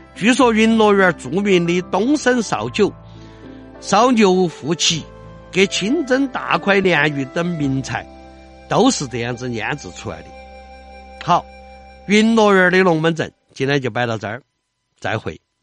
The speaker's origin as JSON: {"language": "Chinese", "town": "Chengdu", "region": "Sichuan", "country": "China", "said": "我们成都人说的那种鬼精灵"}